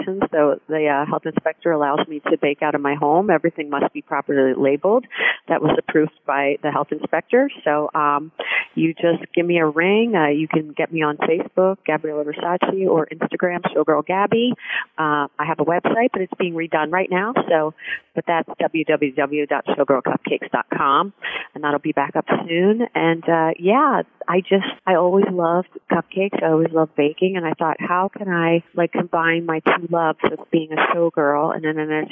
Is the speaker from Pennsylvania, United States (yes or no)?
yes; Philadelphia, Pennsylvania, United States; I was born and raised down in Philadelphia